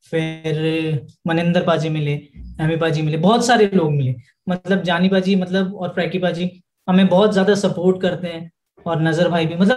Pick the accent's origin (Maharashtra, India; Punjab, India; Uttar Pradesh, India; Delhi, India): Delhi, India; हम बेसिकली दिल्ली से हैं और हमारी जो फैमिली और हमारे जो रूट्स हैं वो राजस्थान